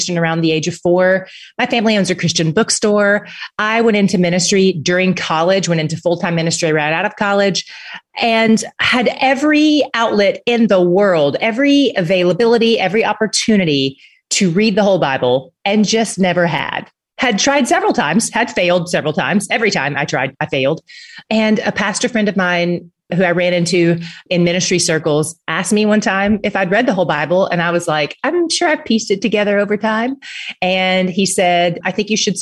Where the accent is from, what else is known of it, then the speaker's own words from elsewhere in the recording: Tennessee, United States; now in Dallas, United States; I live in Dallas. I am from Tennessee, but I've been in Texas for a few years